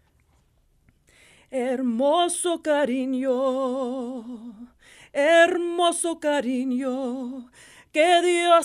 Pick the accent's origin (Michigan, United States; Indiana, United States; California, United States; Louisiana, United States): Michigan, United States; Saginaw; That I'm a very proud product of Saginaw Public Schools. I'm proud to live in the city of Saginaw. This is my town, my hometown